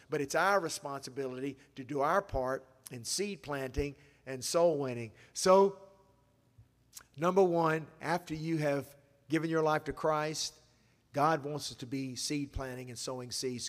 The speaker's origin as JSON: {"language": "English", "town": "Asheville", "region": "North Carolina", "country": "United States", "tie": "born or raised there", "said": "I disciple people back in my hometown when I'm in Asheville"}